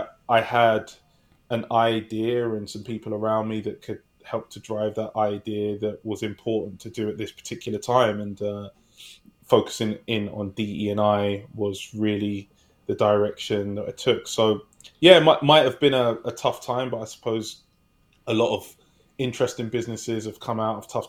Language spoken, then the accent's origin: English; London, United Kingdom; moved away as an adult; now in California, United States; I'm from a place in England called London that many of you may have heard of. I currently reside in California.